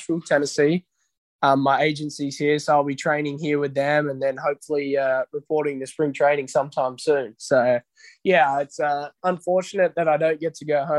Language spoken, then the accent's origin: English; Australia; moved away as an adult; now in United States